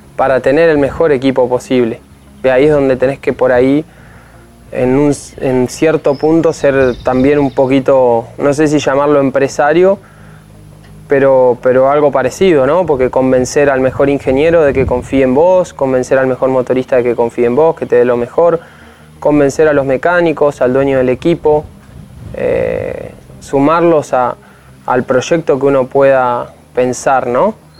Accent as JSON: {"language": "Spanish", "town": "San Antonio Este", "region": "Río Negro", "country": "Argentina", "tie": "born or raised there", "also_born_or_lived": "Bahía Blanca", "said": "Nací en San Antonio Este, pero los primeros meses de vida viví en, Bahía Blanca, después nos mudamos a San Antonio"}